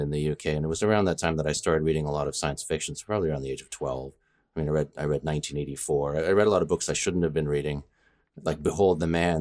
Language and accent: English; Canada; also born or lived in United Kingdom; I'm Canadian